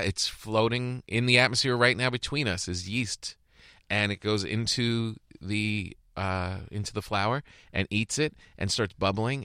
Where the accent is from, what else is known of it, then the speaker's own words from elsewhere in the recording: Bergen County, New Jersey, United States; moved away; also born or lived in East Rutherford, New Jersey; I lived in Bergen County my whole childhood